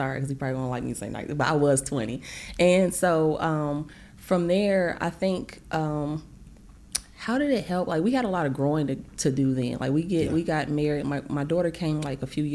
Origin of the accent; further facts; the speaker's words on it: Chicago, Illinois, United States; moved away; also born or lived in Atlanta, Georgia; I'm actually from Chicago, but I live half my life in Atlanta.